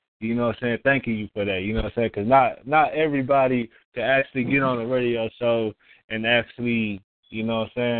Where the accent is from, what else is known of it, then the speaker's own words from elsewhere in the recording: Texas, United States; I'm from Texas